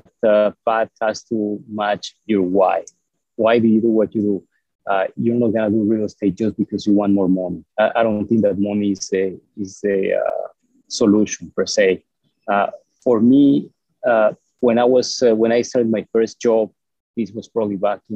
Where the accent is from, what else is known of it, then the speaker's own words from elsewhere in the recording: Mexico; moved away as an adult; also born or lived in Mexico City, Mexico / Texas, United States; now in United States; I was born in Mexico, and up until, I guess, 80-something, 86, 87, I lived in the same town